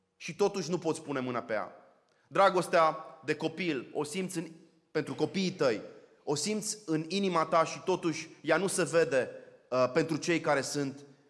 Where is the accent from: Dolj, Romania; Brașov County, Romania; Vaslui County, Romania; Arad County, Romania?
Arad County, Romania; Arad; moved away; Eu sunt arădean